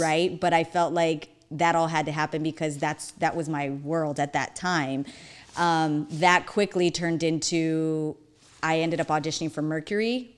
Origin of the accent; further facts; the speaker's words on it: Phoenix, Arizona, United States; we moved from Maryvale up north